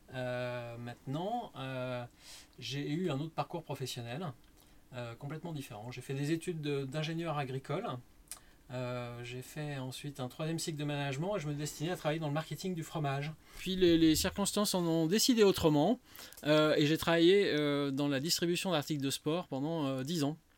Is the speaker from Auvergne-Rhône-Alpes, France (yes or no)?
yes; Lyon, Auvergne-Rhône-Alpes, France; also born or lived in Saint-Étienne / Mâconnais; mes parents se sont installés à Lyon, j'avais deux ans. Donc je, suis quasiment lyonnais